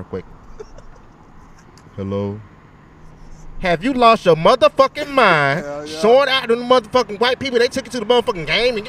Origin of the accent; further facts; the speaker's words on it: High Point, North Carolina, United States; I'm from High Point